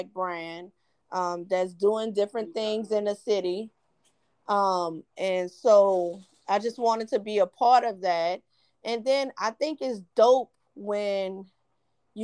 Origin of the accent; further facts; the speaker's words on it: New Orleans, Louisiana, United States; I'm from New Orleans